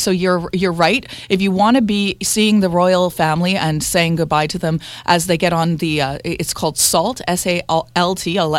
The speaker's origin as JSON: {"language": "English", "country": "Canada", "said": "Yeah, of course, this is part of our traditions as being Canadian. And just part of our culture."}